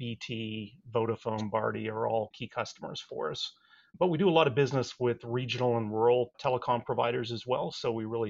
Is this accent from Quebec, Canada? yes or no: no; Saskatchewan, Canada; when I was growing up, my dad worked for the local telephone operator up in Canada. I grew up in Saskatchewan.